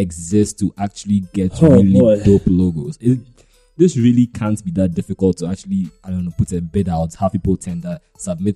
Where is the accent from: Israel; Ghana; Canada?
Ghana; we are local, we are Ghanaian